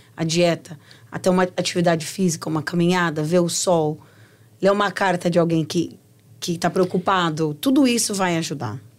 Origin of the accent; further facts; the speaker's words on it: Brazil; moved away; Quando eu cresci, Helena, no Brasil, a gente sabia de onde vinha a comida